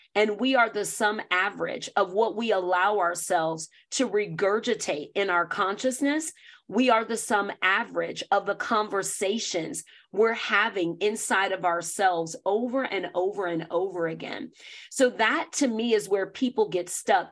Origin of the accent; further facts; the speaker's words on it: the South, United States; I grew up Black in the South, in North America